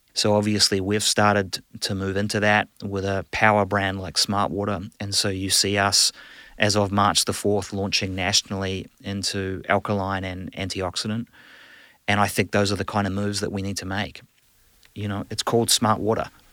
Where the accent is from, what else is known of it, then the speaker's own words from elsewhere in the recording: New Zealand; moved away; I'm a proud, uh, New Zealander, a Kiwi.